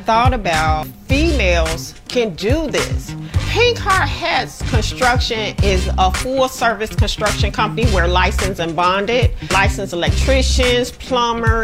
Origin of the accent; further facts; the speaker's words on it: Chicago, Illinois, United States; I grew up in Englewood, south side of Chicago